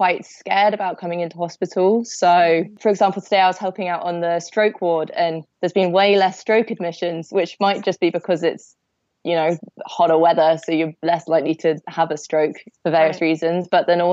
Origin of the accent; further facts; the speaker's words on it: Cornwall, South West England, United Kingdom; now in Essex, United Kingdom; I'm currently living in Essex, but I'm originally from Cornwall.